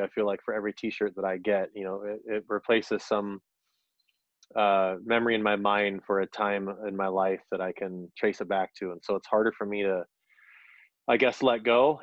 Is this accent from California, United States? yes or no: yes; Orange County, California, United States; moved away as an adult; now in Minneapolis, United States; I'm from Orange County, California. I've lived in Minnesota for about eight years now.